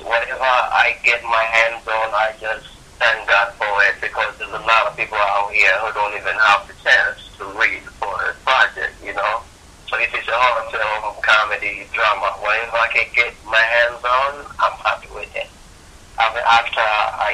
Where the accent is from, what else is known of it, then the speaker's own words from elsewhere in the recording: Kampala, Central Region, Uganda; moved away as an adult; now in California, United States; I was born in Kampala, Uganda, that is in East Africa. And I came to the United States in 2006 to pursue acting as a career